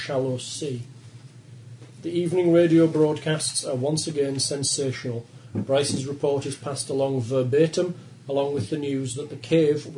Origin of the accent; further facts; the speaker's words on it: England, United Kingdom; accent: English; That's my English accent.